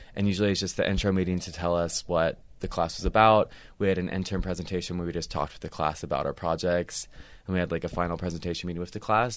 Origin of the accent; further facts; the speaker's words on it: Cincinnati, Ohio, United States; moved away as an adult; now in Los Angeles, United States; I'm from Cincinnati, Ohio